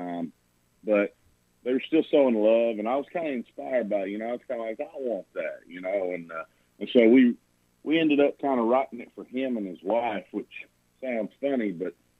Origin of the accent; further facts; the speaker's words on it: Burgin, Kentucky, United States; I'm from Bergen, Kentucky. It's Mercer County.